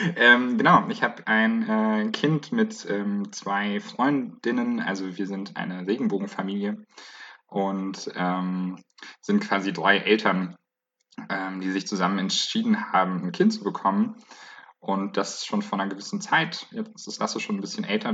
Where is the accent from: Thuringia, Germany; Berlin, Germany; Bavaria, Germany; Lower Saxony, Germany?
Bavaria, Germany; Bayreuth; now in Leipzig, Germany; Ich komme äh, ursprünglich aus Bayreuth, wohne aber gerade in Leipzig